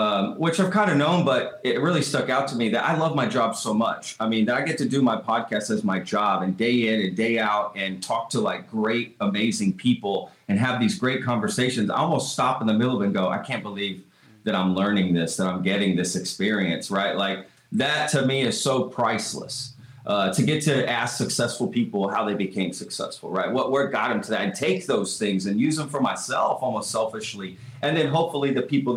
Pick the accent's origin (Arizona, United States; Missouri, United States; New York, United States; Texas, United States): Texas, United States; I wasn't born here, but I'm a Texan. I mean, I moved here at, you know, 5 years old and, went to school, my whole school here